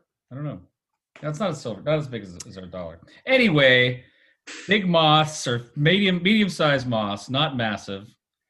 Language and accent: English; California, United States; from California.